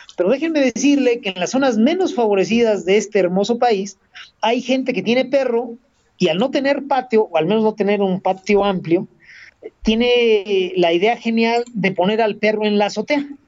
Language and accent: Spanish; Mexico